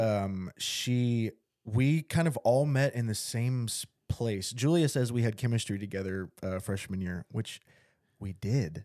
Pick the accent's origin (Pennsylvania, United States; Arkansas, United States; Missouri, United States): Arkansas, United States; Little Rock; also born or lived in Bryant, Arkansas; I grew up in Little Rock